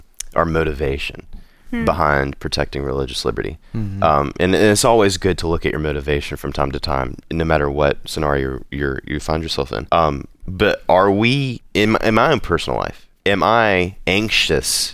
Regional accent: United States; Speaking as an American

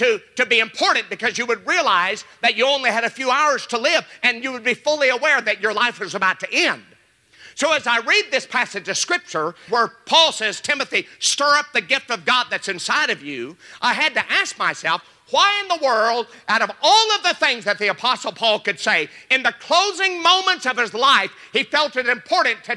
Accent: Joplin, Missouri, United States; I was raised in Joplin, Missouri, and as a little boy, we had pear trees in our yard

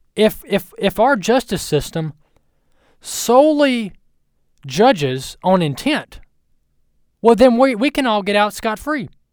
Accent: United States; as an American citizen

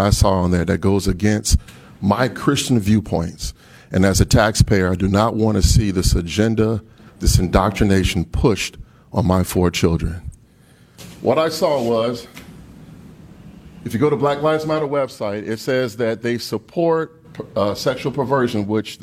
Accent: United States; I'm an American

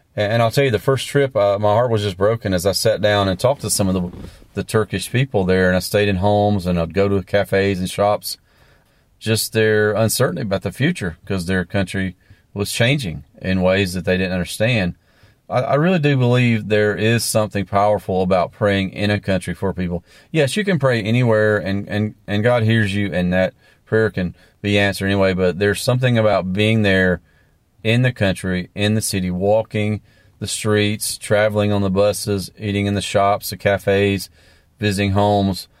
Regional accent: the South, United States; also born or lived in Latin America; I grew up in the South

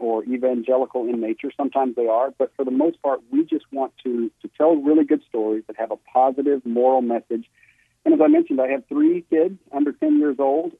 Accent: Virginia, United States; now in Los Angeles, United States; I grew up in Virginia

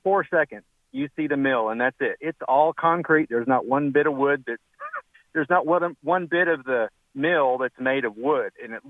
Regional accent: North Little Rock, Arkansas, United States; I'm from North Little Rock

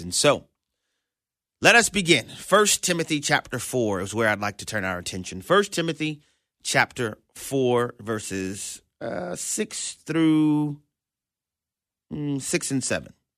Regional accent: New Orleans, Louisiana, United States; I was born and raised in New Orleans, Louisiana

